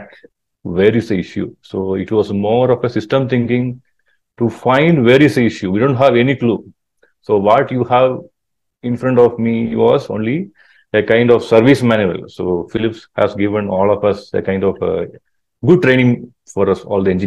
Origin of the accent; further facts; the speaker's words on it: Kerala, India; also born or lived in Alleppey / Kottayam; I was born in Kerala. So I think southern part of Kerala